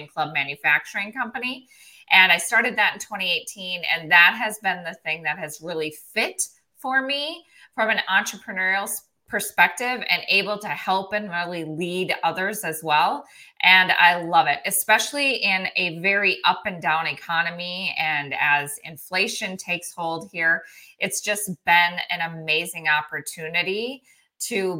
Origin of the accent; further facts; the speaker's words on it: South Dakota, United States; moved away as an adult; also born or lived in Minneapolis, Minnesota; I grew up in the middle of nowhere, South Dakota. My hometown had 38 people in it